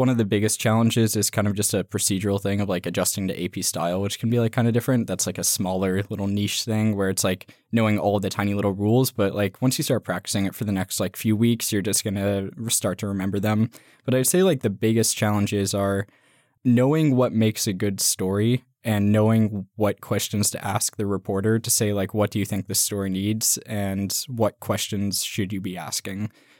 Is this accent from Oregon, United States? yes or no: yes; Clackamas, Oregon, United States; I'm from just outside Portland, Oregon. I grew up in Clackamas